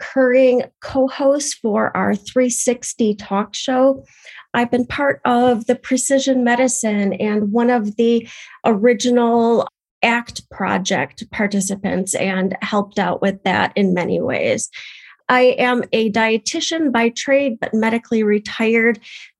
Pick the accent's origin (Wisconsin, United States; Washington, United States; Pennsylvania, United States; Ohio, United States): Wisconsin, United States; Madison; I am from the Madison, Wisconsin area in the United States